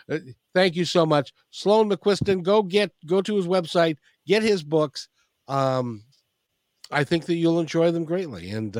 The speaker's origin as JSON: {"language": "English", "country": "Ireland", "said": "It is a fine Scottish name, but yeah, I'm Irish anyway."}